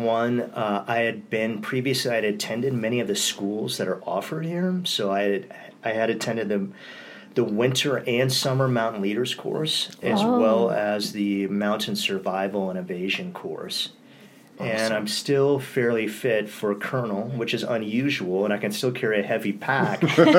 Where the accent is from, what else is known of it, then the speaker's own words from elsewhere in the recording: Southern California, United States; I'm from Southern California. So I've always... always had a long connection to this area because my uncle had a place in June Lake in Interlaken.